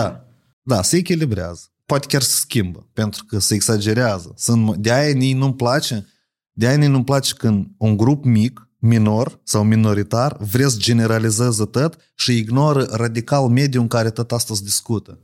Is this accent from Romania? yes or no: no; Moldova; Eu sunt moldovean.